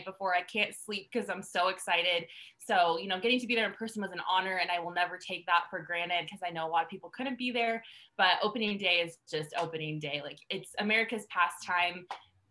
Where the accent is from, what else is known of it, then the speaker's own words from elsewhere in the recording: Colorado, United States; I grew up in Colorado. I'm from Colorado